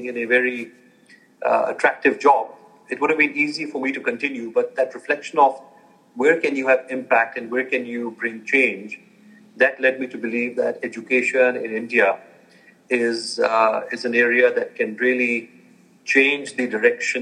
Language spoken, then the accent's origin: English; Germany; moved away as an adult; also born or lived in United States / New York; I was born and raised in Germany, 18 years there, and then went for university to the U.S.